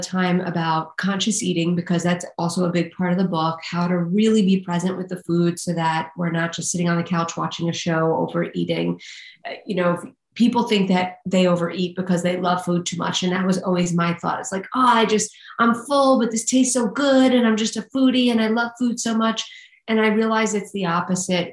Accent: New York City, New York, United States; I'm from Staten Island

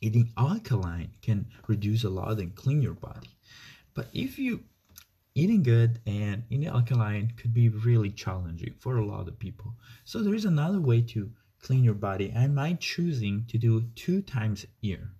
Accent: Italy; moved away; I came from Italy, the country of food

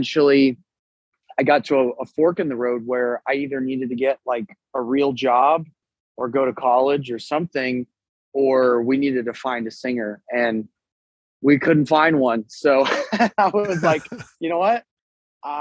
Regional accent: San Antonio, Texas, United States; also born or lived in Louisiana; we're out of San Antonio, Texas

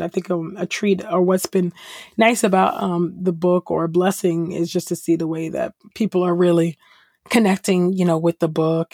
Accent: California, United States; I'm originally from California. I was definitely a church kid

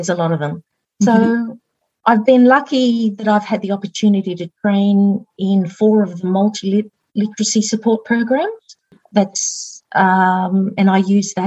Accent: Cooma, New South Wales, Australia; also born or lived in Narooma / England; I was born in Naruma down on the south coast, but we moved up to Coola. That's where I grew up.

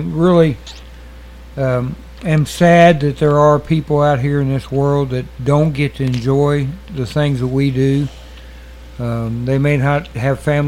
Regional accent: Southern Illinois, United States; I'm the hillbilly from Southern Illinois

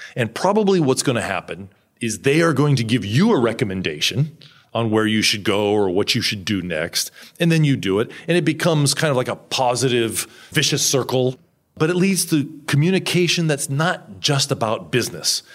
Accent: United States; now in Japan; I'm this American guy

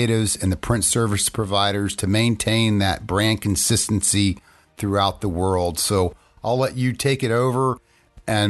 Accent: College Park, Maryland, United States; I grew up in College Park, the home of University of Maryland.

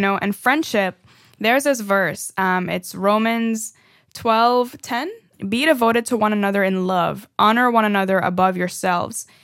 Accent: Trinidad & Tobago; now in United States; I am from Trinidad, for, you know, a fun fact again. Um, and that's why sometimes y'all hear the accent coming out a little bit here and there.

